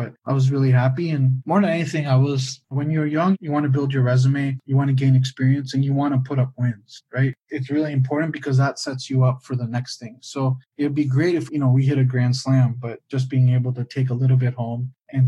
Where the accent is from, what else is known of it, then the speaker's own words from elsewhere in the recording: Michigan, United States; now in Albuquerque, United States; I grew up in Michigan. My dad was in the automobile industry